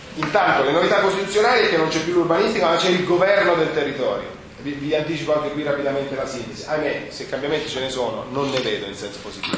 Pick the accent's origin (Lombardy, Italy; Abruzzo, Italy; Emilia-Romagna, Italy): Abruzzo, Italy; sono un abruzzese